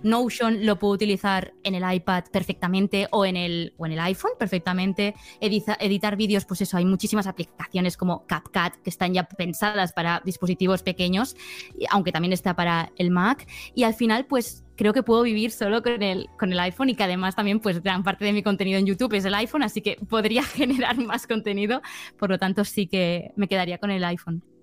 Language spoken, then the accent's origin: Spanish; Barcelona, Catalonia, Spain; soy de Barcelona, soy una chica pues de 26 años